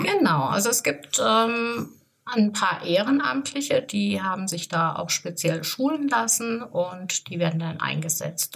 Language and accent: German; Offenbach, Hesse, Germany; now in Gersfeld, Germany; ich bin gebürtig aus äh, Gersfeld. Ich wohne da auch. Ich bin zwar in Offenbach groß geworden